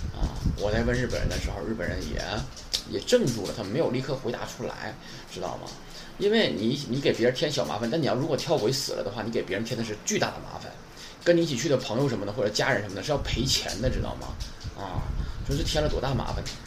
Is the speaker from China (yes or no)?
yes; China; 我们中国人